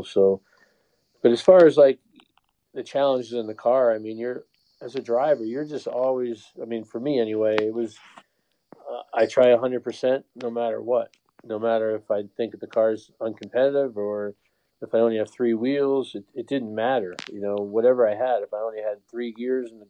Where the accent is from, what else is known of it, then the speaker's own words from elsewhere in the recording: Connecticut, United States; moved away; also born or lived in New York City, New York / California; I was born in New York City, but I grew up in Connecticut and then lived in California for 30 years.